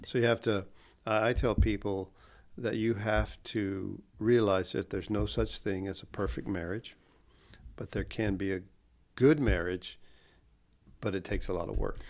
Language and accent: English; Pensacola, Florida, United States; also born or lived in Kansas City, Missouri; I grew up here in Gulfbury, East Pensacola, and I had a large extended family.